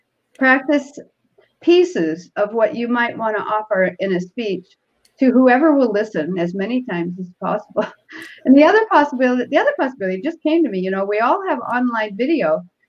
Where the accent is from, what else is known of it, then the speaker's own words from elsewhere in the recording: Seattle, Washington, United States; born there; This is my Toastmaster speech. I was born in Seattle, and I probably was very nervous.